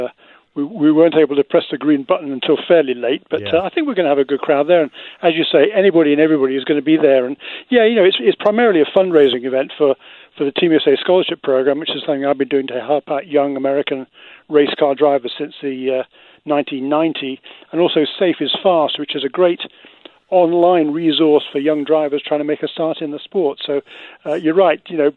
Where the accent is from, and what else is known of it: England, United Kingdom; accent: Queen's English; now in United States